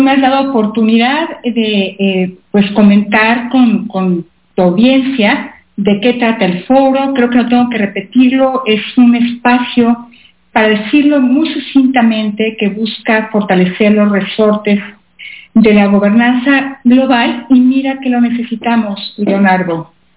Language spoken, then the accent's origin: Spanish; Mexico; como mexicana orgullosa